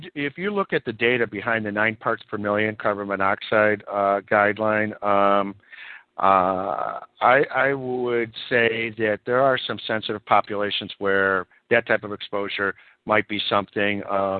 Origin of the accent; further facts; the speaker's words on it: California, United States; I'm speaking now from my home state, California.